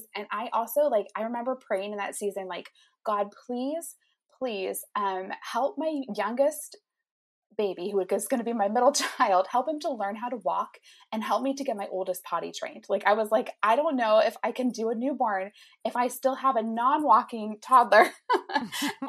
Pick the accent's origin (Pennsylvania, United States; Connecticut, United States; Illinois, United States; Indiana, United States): Indiana, United States; I'm from Indiana. I live there with my husband, Nate